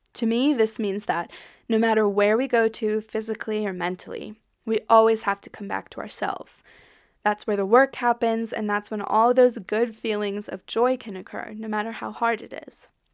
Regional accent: United States; accent: American; moved away as an adult; also born or lived in French Alps, France; now in France; I'm an American, if you can tell by my accent, but I live in France with my partner, Flo. I left the U S a little over three years ago

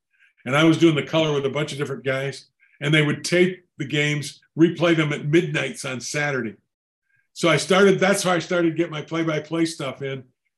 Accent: Detroit, Michigan, United States; I'm from, you know, Detroit, or I'm from Michigan.

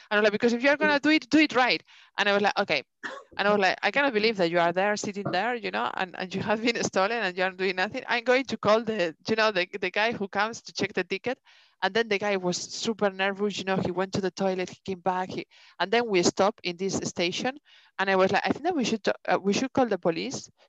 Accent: Denmark; English is a second language; Yeah, but I come from Denmark and these things doesn't, you know

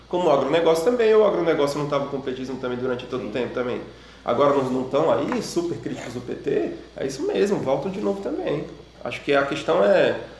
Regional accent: Brazil; lá na minha cidade, no interior do Brasil

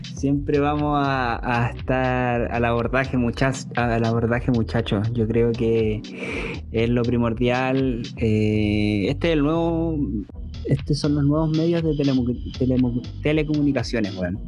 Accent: Chile; acá en Chile

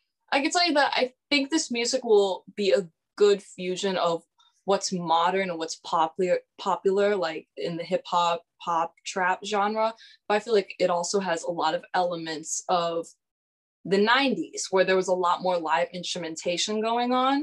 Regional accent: Massachusetts, United States; I am 17 years old and I'm from Massachusetts.

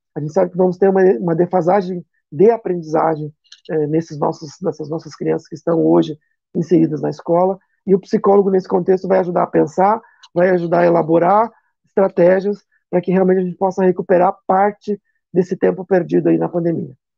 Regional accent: Chapecó, Santa Catarina, Brazil; aqui na minha região, sou de Chapecó

